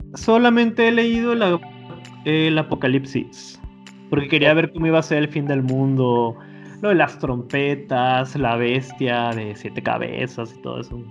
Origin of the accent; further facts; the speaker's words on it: Mexico; si nos situamos como mexicanos